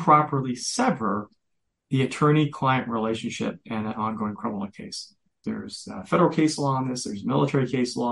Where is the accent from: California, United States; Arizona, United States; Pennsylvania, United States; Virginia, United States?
Virginia, United States; moved away as an adult; now in New York, United States; I mentioned I was from Virginia. I moved to New York